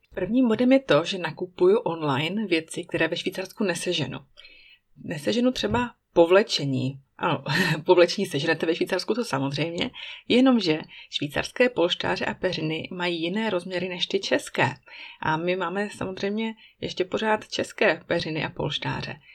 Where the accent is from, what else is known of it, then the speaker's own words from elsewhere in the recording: Czechia; moved away as an adult; now in Switzerland; když jsme v Česku, tak si pořád otvírám dveře od domu mých rodičů klíčem od našeho švýcarského bytu